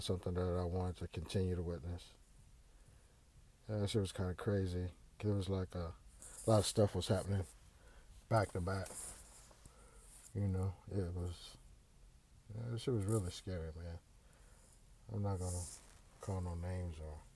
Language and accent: English; Houston, Texas, United States; moved away; I grew up in Houston's historic Fifth Ward